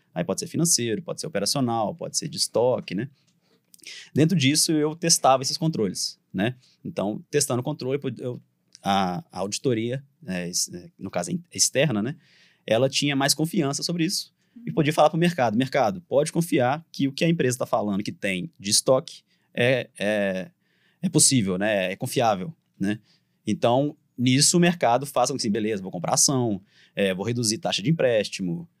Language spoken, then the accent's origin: Portuguese; Divinópolis, Minas Gerais, Brazil; accent: mineiro; A gente é de Divinópolis